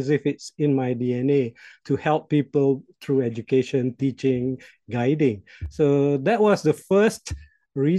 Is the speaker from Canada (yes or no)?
no; Malaysia; first language Malay; English is a second language; my native language in Malaysia, the Malay language.